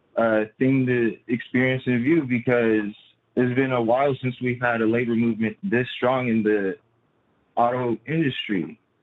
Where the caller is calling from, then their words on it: Southern Nevada, United States; I'm calling from Southern Nevada